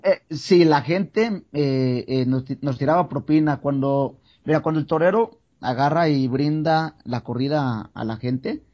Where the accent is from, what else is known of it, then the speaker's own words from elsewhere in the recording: San Pedro Tlaquepaque, Jalisco, Mexico; yo vengo de Guadalajara, Jalisco, eh, bueno, de, San Pedro Tlaquepaque